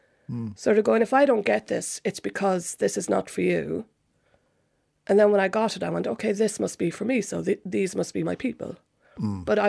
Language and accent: English; Cork, Munster, Ireland; moved away as an adult; also born or lived in Manchester, United Kingdom; now in London, United Kingdom; I'm from Cork.